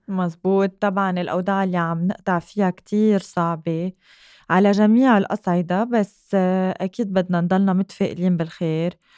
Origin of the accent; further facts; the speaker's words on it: Lebanon; نحن سبيشلي كلبنانيين كتير معلقين بعيالنا